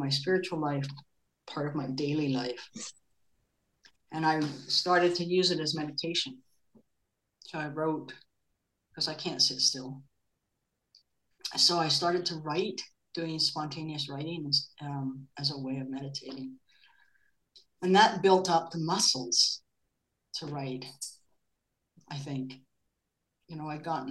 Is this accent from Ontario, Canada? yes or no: no; Vancouver, British Columbia, Canada; moved away as an adult; also born or lived in Los Angeles; now in Germany; I was from Vancouver, 1977